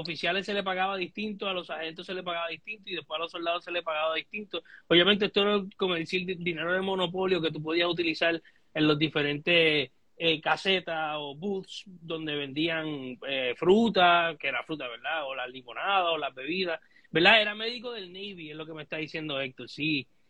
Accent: Puerto Rico; nosotros como puertorriqueños

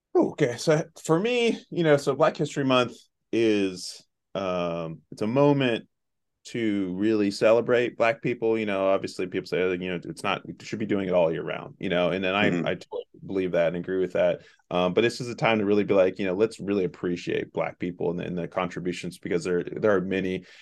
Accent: Southeast Ohio, United States; also born or lived in Chicago, Illinois; I grew up here in Southeast Ohio.

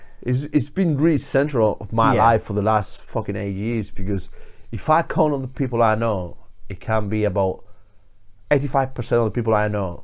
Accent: Murcia, Region of Murcia, Spain; English is a second language; moved away as an adult; now in Leeds, United Kingdom; Chema's a guy from where I'm from Murcia, from Spain.

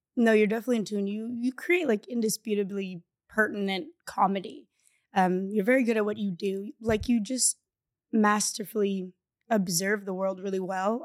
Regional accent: Bali, Indonesia; moved away; I speak Indonesian with my, um, little sister that I grew up in Bali

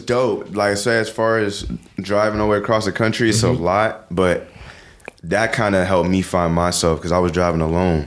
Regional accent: New York, United States; I'm from New York

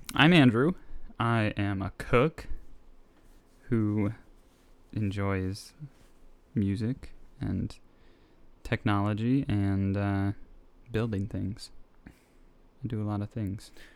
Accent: Nicaragua; moved away; I am from Nicaragua.

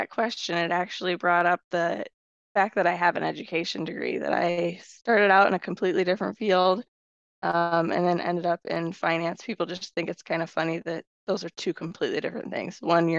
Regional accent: Washington, Iowa, United States; also born or lived in Waterloo, Iowa / Cedar Falls, Iowa / Coralville, Iowa; born and raised Iowa.

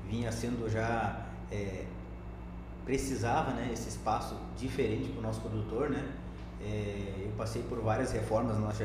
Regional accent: Três Passos, Rio Grande do Sul, Brazil; moved away; Então, eu sou natural do Rio Grande do Sul, Três Passos. É, então, faz aí alguns anos que eu já estou no Mato Grosso. Eu vim em 2006 para cá.

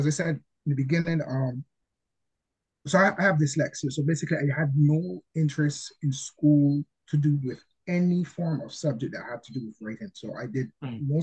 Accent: Barbados; I'm from Barbados

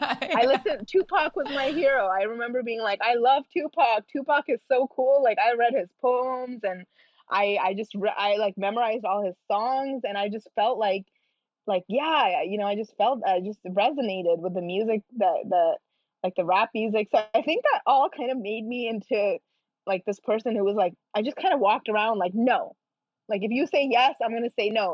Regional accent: India; I am Indian

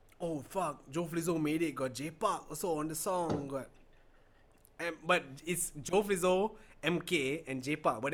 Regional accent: Malaysia; I'm Malaysian.

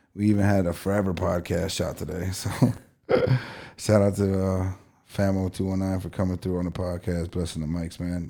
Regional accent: East Chicago, Indiana, United States; growing up in East Chicago, our, our hometown

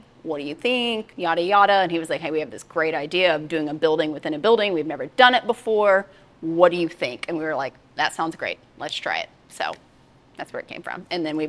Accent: Oklahoma, United States; I am, born and raised.

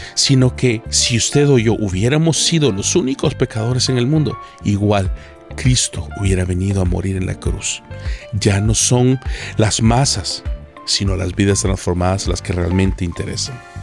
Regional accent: El Salvador; en El Salvador, mi tierra natal

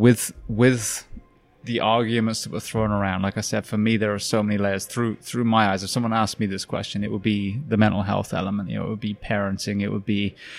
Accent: United Kingdom; I'm British. I grew up on a farm.

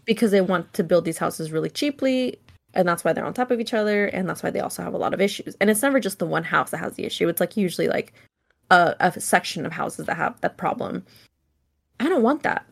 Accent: Solano County, California, United States; I grew up in Solano County

